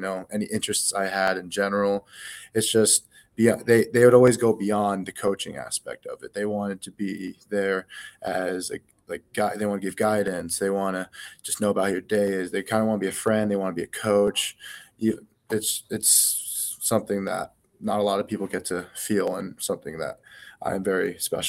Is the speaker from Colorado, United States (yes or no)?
yes; Colorado, United States; that's a big reason why I'm still from Colorado and love Colorado.